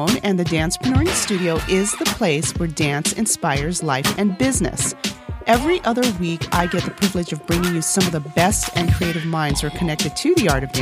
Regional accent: Texas, United States; English is a second language; also born or lived in South Korea; When I was in kindergarten, when we moved from Korea to Texas and I learned English as a second language

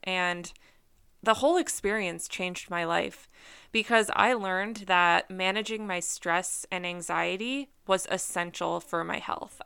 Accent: Minnesota, United States; also born or lived in Wisconsin; I grew up in Minnesota.

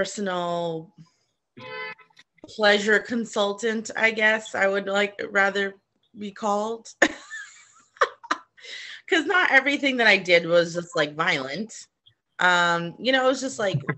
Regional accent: Boston, Massachusetts, United States; now in Los Angeles, United States; I'm from Boston originally

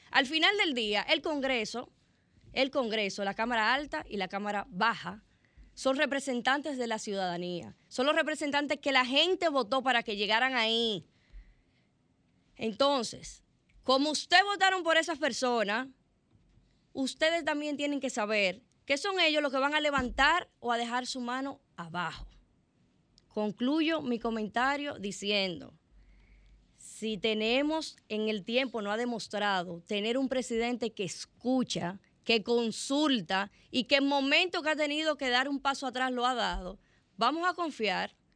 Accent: Dominican Republic; Porque nosotros como dominicanos nunca habíamos visto eso.

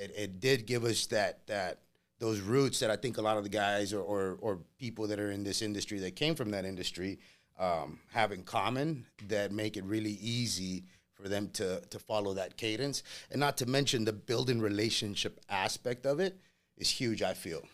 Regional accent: Laredo, Texas, United States; English is a second language; moved away as an adult; also born or lived in Monterrey, Mexico; now in Las Vegas, United States; I grew up in Laredo, Texas

